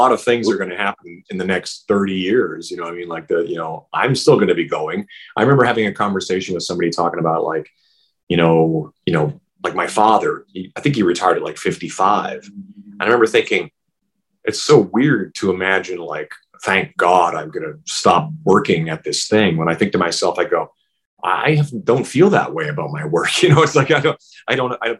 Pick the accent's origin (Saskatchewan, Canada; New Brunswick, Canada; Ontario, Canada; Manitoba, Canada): Saskatchewan, Canada; moved away; also born or lived in Vancouver; growing up in Saskatchewan